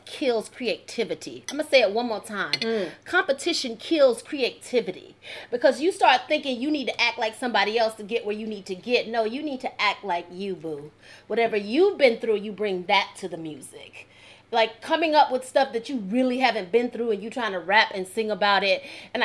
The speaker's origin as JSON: {"language": "English", "region": "New Jersey", "country": "United States", "also_born_or_lived": "Georgia", "moved": "yes", "said": "I'm from Jersey and I'm talking like this"}